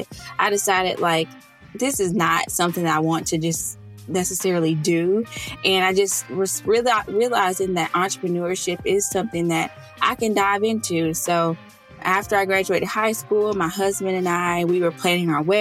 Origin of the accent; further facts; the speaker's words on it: Arkansas, United States; moved away as an adult; now in Austin, United States; My husband and I, we live in Austin, Texas. We're originally from Arkansas. So whoopick suey to any of my Southern Arkansas people tuning